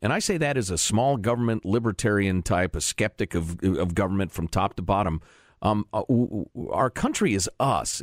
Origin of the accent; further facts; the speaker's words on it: Chicago, Illinois, United States; I grew up in Chicagoland